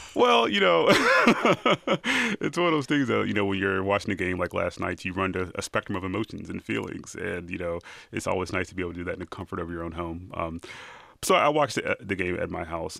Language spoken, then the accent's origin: English; Cincinnati, Ohio, United States; I'm from Cincinnati, Ohio